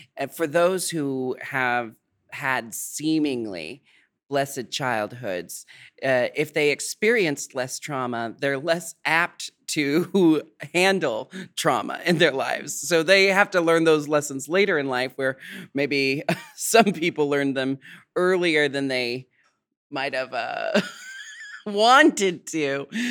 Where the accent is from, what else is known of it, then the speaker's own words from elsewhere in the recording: United States; I'm American